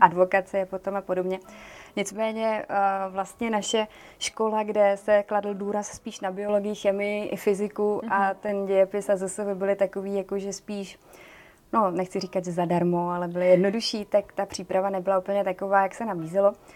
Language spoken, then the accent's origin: Czech; Brno, South Moravian Region, Czechia; já pocházím z Brna